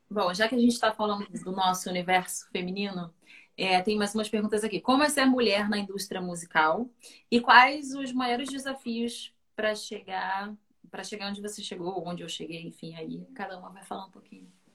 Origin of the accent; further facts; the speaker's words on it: Conceição de Macabu, Rio de Janeiro, Brazil; Fui criada em Conceição de Macapu, que é bem interior do estado do Rio, né? Região Norte Fluminense